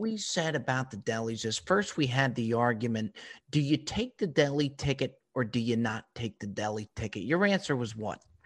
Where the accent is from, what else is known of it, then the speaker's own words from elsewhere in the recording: New Jersey, United States; you're a Jersey guy, as am